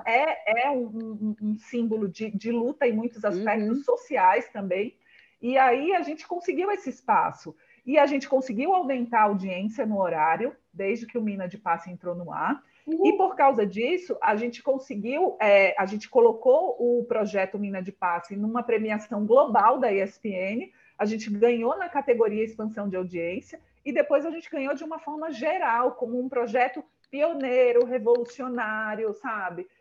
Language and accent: Portuguese; Northeast Region, Brazil; moved away as an adult; also born or lived in Natal; now in São Paulo, Brazil; eu sou do Nordeste